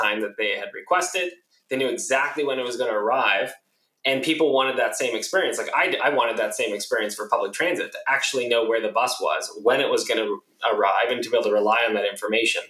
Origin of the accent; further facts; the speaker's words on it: San Diego, California, United States; moved away as an adult; now in San Francisco, United States; I was born and raised in San Diego